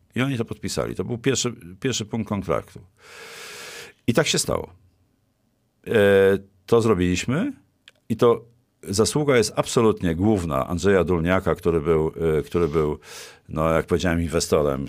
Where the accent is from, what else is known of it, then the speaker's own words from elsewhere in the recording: former Bydgoszcz Voivodeship, Kuyavian-Pomeranian Voivodeship, Poland; also born or lived in Włocławek; pochodzę z dawnego województwa bydgoskiego